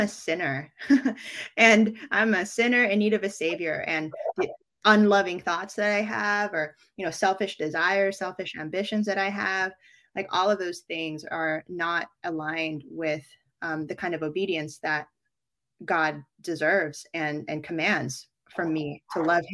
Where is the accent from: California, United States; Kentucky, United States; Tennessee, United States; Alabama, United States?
California, United States; Bay Area; moved away as an adult; also born or lived in New York City, United States; now in Philippines; raised in the Bay Area